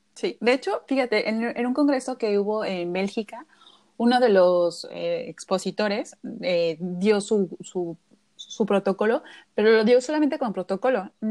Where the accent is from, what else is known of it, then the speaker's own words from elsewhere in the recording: Mexico; nosotros como mexicanos